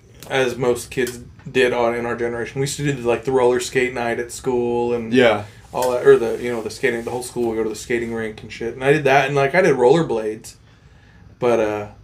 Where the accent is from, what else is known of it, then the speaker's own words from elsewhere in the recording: Montana, United States; I'm from Montana.